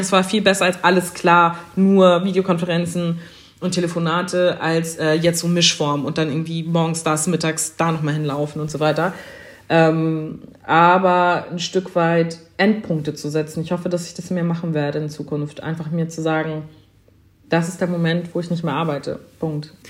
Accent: Germany; also born or lived in Schleswig-Holstein; für mich als jemand in Deutschland sozialisierte und als Deutsche

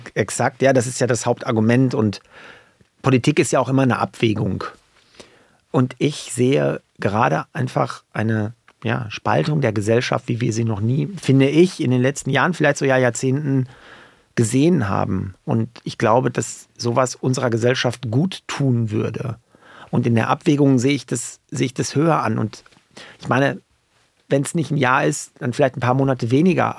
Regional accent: Paderborn, North Rhine-Westphalia, Germany; meiner Heimat Paderborn

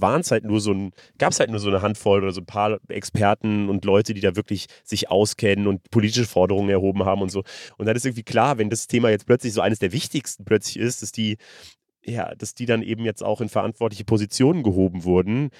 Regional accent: Germany; ich komme aus Deutschland

